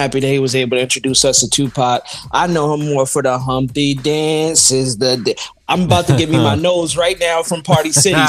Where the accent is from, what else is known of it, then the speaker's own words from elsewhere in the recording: New York City, New York, United States; I'm from Brooklyn